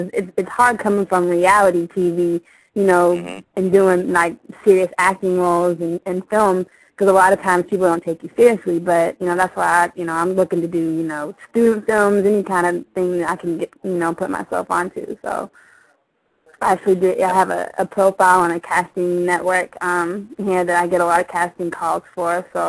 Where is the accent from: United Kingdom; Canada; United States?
United States; Atlanta, Georgia; moved away as an adult; also born or lived in East Coast; now in Los Angeles, United States; I'm from Atlanta.